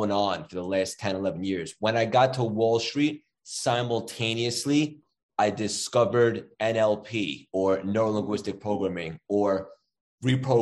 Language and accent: English; Long Island, New York, United States; also born or lived in Manhattan, New York City / Hartford, Connecticut; now in New York City, United States; I'm born and raised in Long Island, and then after college, it was Manhattan.